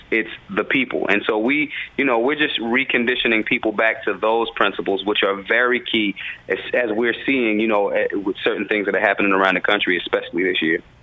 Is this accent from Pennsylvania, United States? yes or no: yes; Philadelphia, Pennsylvania, United States; I'm from the hood. I'm from North Philly